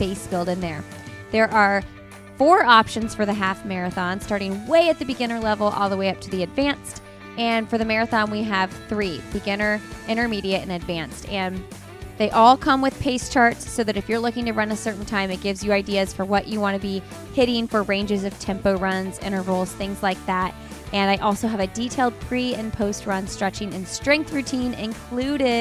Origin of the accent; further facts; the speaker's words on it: Indiana, United States; I'm from Indiana and I've lived there for most of my life.